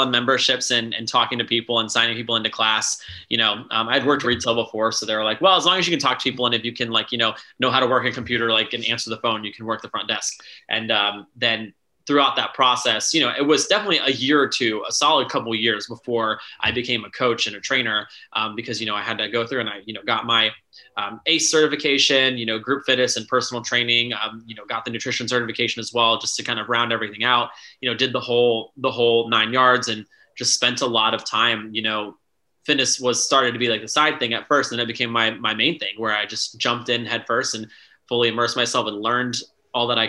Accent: Tampa, Florida, United States; moved away as an adult; also born or lived in Alexandria, Virginia; now in Washington, DC, United States; I grew up in Tampa, Florida

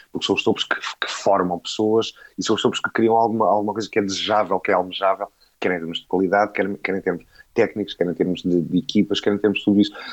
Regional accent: Portugal; como português

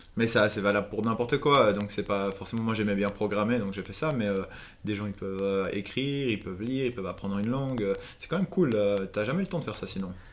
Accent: Valais, Switzerland; moved away; also born or lived in Vienna; je suis valaisan, donc c'est la région des montagnes en Suisse

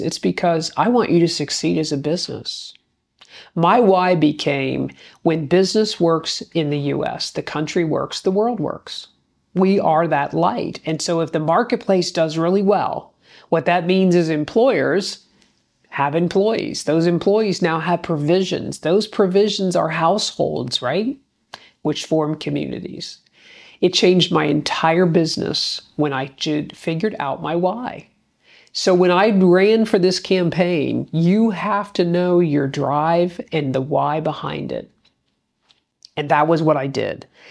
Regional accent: Gahanna, Ohio, United States; city council in my hometown of Gahanna, Ohio

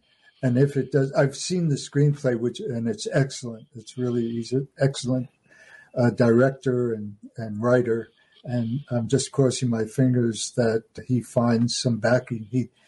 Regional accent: United States; as an American

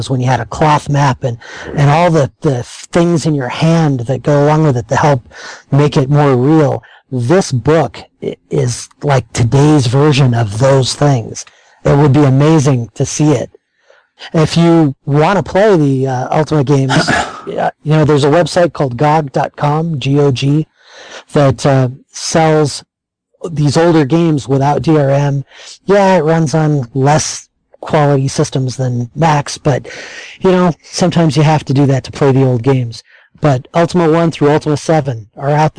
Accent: United States; we're American

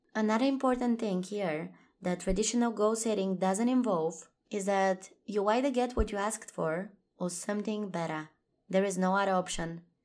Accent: Bulgaria; moved away; I'm currently in my home country, Bulgaria, visiting family

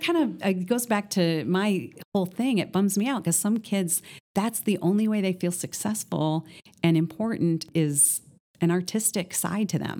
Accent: northern Minnesota, United States; now in Columbus, United States; I grew up in northern Minnesota

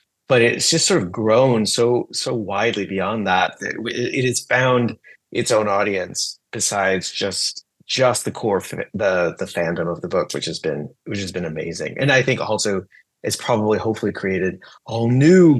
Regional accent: United States; being an American teenager in the 90s

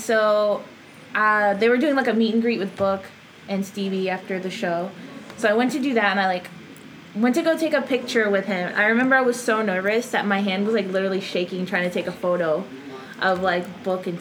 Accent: Houston, Texas, United States; first language Spanish; English is a second language; I'm from Houston, Texas.

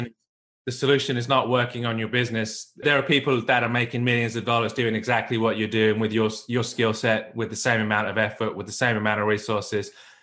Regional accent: England, United Kingdom; accent: mongrel accent; also born or lived in United States; now in Australia; I'm originally from England, spent 10 years in America, went back to the UK, and then off to Australia.

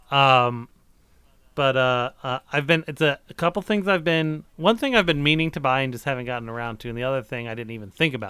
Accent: United States; I'm American

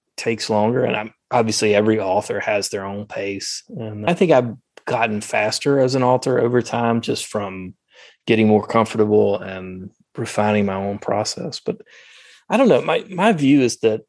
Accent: the South, United States; accent: Southern; my Southern accent

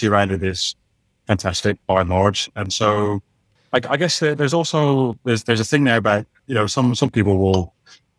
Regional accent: Scotland, United Kingdom; being Scottish

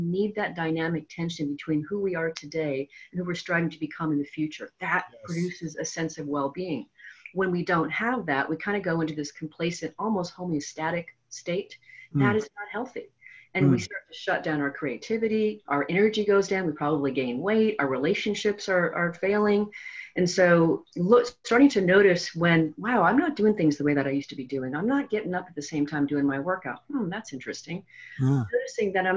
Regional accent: the Northwest, Pacific Northwest, United States; I'm from the Northwest as well

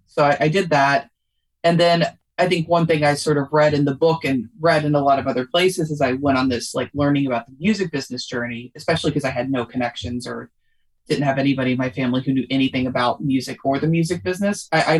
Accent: Louisville, Kentucky, United States; Louisville, Kentucky.

